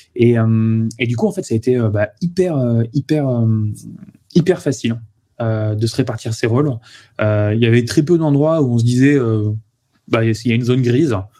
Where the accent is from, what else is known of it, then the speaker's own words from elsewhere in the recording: Toulouse, Occitania, France; moved away as an adult; also born or lived in Paris region; je suis originaire de Toulouse. Après j'étais en région parisienne en classe préparatoire puis en école d'ingénieur